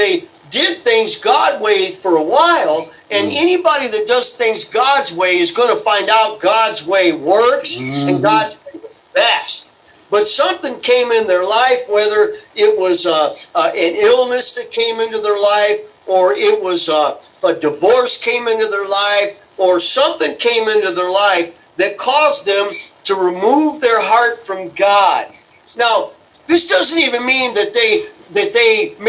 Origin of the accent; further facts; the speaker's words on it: United States; We as American Christians